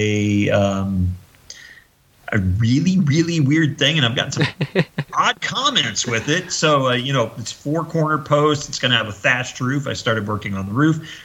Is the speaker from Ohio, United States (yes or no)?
yes; Ohio, United States; now in California, United States; I'm from Ohio, and it rained all the time there